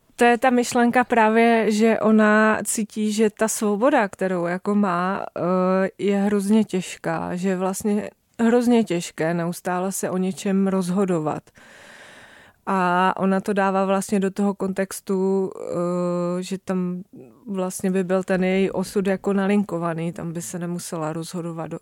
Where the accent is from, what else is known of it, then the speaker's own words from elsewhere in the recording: near Zlín, Zlín Region, Czechia; Já jsem vyrůstala poblíž Zlína